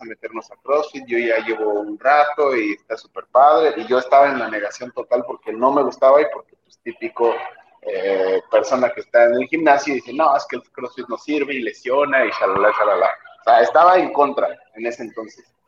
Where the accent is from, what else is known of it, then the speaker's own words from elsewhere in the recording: Jilotepec, Mexico; moved away as an adult; now in Toluca, Mexico; en Quilotepec, de donde soy